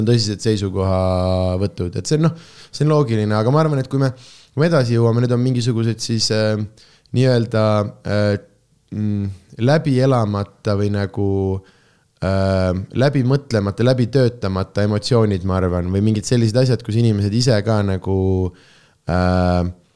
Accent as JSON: {"language": "Estonian", "town": "Tartu", "region": "Tartu County", "country": "Estonia", "tie": "born or raised there"}